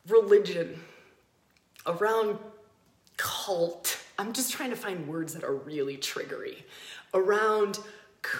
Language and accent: English; United States; moved away as an adult; also born or lived in Australia; I grew up in America. I moved to Australia and I lived there for 10 years.